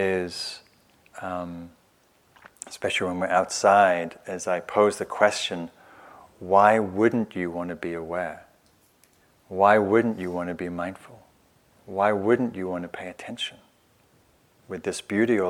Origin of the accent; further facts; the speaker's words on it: England, United Kingdom; moved away as an adult; now in United States; I'm from England